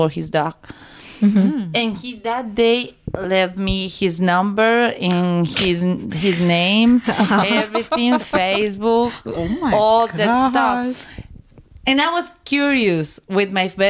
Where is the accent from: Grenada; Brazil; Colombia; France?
Colombia; English is a second language; now in United States; I'm from Colombia and I always work here for like Spanish restaurants, Mexican restaurants, gas stations, camp